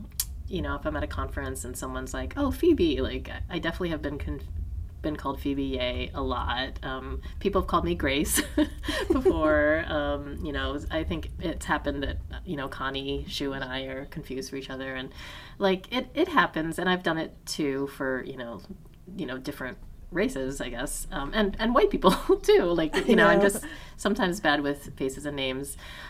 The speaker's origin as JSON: {"language": "English", "country": "Taiwan", "said": "if I say, tell someone, like, oh, I'm from Taiwan"}